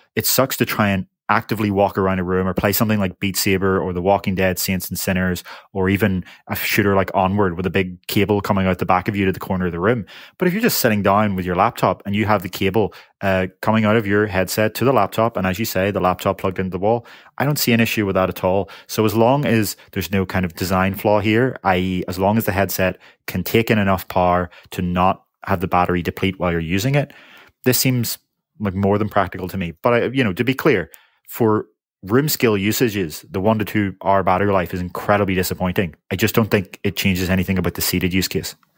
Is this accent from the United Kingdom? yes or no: yes; United Kingdom; I am from the United Kingdom